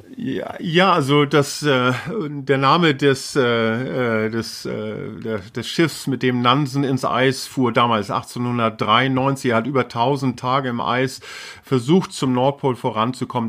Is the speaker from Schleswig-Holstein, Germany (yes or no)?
yes; Schleswig-Holstein, Germany; first language Low German; also born or lived in Stapelholm; Also ich bin in, in Schleswig geboren. Ich äh, bin in Schleswig-Holstein groß geworden.